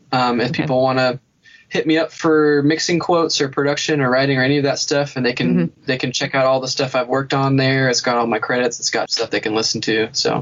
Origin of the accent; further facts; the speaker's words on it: Scotland, United Kingdom; Oh, yeah. Well, I am Scottish, so I think you're right.